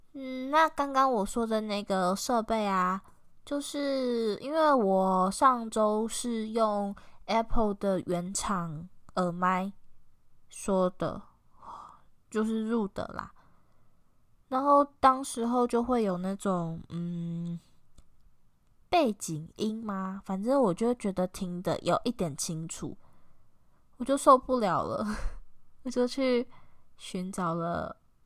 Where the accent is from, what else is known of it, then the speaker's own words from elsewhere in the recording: Taiwan; accent: Taiwanese Mandarin (台灣國語); 算台湾国语吗？的那种感觉很严重